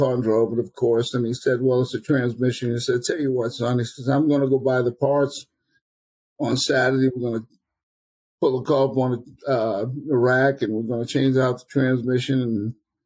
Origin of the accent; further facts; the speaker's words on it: New Orleans, Louisiana, United States; I was born and raised in New Orleans